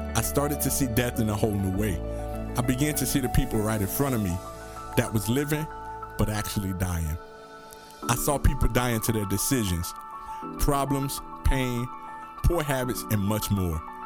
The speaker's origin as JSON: {"language": "English", "town": "Miami", "region": "Florida", "country": "United States", "said": "I'm from Miami, Florida, and so therefore we have our train system that run through the city"}